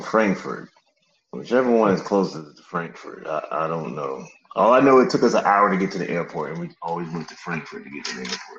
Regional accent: Atlanta, Georgia, United States; I was like, but I'm from Atlanta. My family from New York. We all moved to Atlanta.

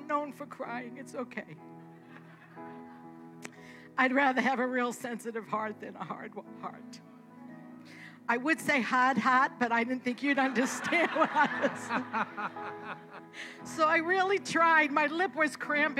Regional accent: Boston, Massachusetts, United States; I'm born and raised in Boston, so you will hear that as I speak.

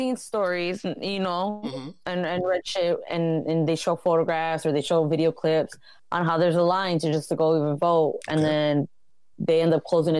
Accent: Cicero, Illinois, United States; I voted here in my hometown, just two blocks away from my house

